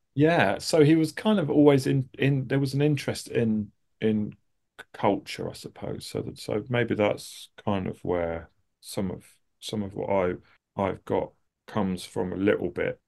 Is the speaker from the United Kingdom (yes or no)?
yes; suburbs of London, United Kingdom; I grew up in, uh, uh, sort of just outside of Lon-, the suburbs of London.